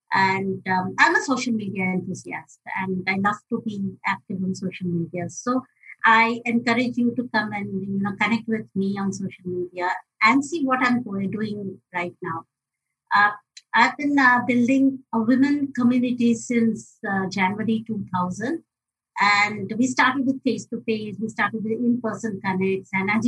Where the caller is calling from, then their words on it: Mumbai, Maharashtra, India; I'm joining in from Mumbai, India